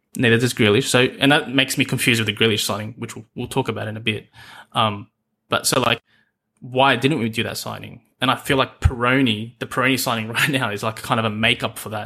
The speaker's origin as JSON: {"language": "English", "country": "Australia", "accent": "Australian, Aussie", "said": "the accent you can hear is, uh, Australian"}